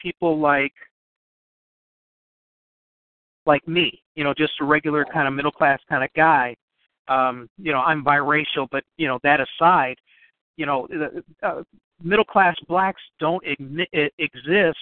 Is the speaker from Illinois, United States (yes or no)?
yes; Chicago, Illinois, United States; I grew up around the University of Chicago area in Chicago